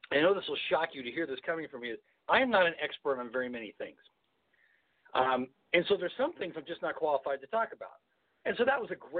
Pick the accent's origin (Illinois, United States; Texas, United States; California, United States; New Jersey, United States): California, United States; Southern; I grew up in Southern California